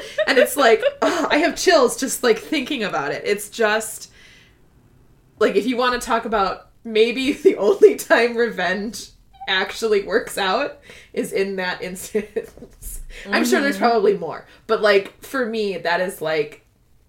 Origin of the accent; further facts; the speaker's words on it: Midwest, United States; I'm from the Midwest